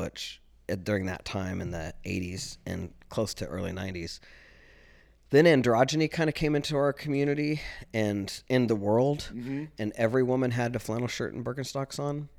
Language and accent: English; Kansas, United States; I'm from Southeast Kansas. SEK, man. You don't fuck with people from SEK. SEK, we're a tough bunch.